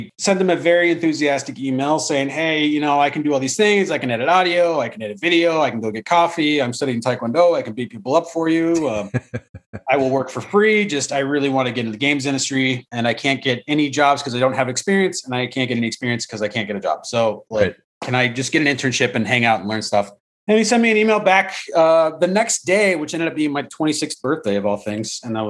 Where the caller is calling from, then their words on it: Altadena, California, United States; I am in Altadena, California, at the far north end of LA County.